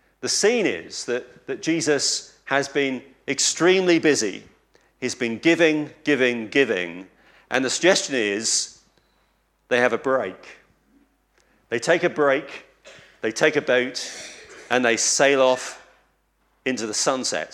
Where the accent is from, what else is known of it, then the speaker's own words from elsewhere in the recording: East Anglia, East of England, United Kingdom; I come from East Anglia, and we have a saying in Lowestoft on the coast